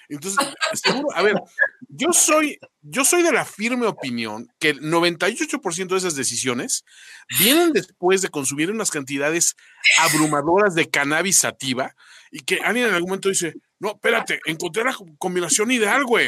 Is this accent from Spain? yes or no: no; Mexico; los mexicanos somos